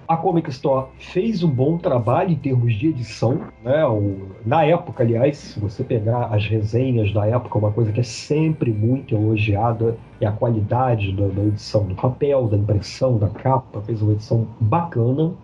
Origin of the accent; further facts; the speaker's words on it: Macaé, Rio de Janeiro, Brazil; eu voltei para minha cidade natal, Macaé, em 92